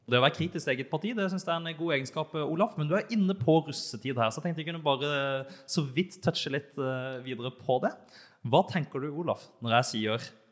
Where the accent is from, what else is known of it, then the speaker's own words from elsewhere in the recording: Elverum, Innlandet, Norway; jeg er født i Elverum